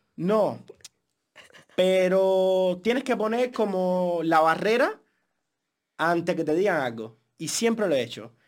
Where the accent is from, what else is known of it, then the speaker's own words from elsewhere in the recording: Cuba; moved away; 100% cubano y el acento nunca en la vida me ha causado un problema para trabajar en este país